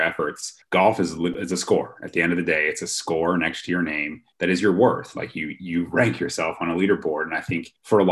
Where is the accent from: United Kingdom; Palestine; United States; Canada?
Canada; Ottawa, Ontario; I grew up in Ottawa, the capital of Canada